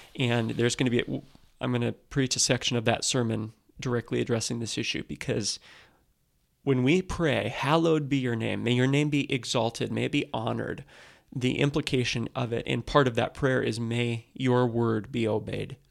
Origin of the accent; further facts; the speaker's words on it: United States; as American Christians